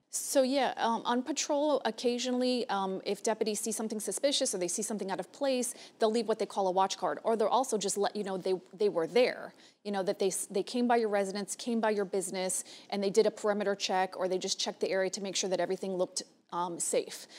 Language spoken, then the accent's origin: English; Hialeah, Florida, United States; also born or lived in Broward County, Florida; I'm from Hialeah